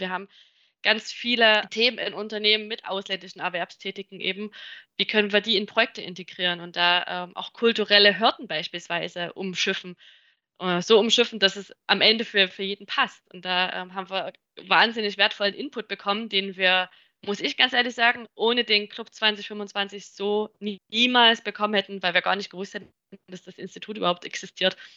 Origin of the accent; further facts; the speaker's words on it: Chemnitz, Saxony, Germany; als Ur-Chemnitzer